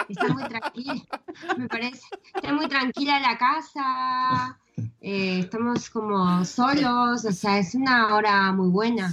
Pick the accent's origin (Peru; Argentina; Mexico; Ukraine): Argentina; also born or lived in Madrid; now in Spain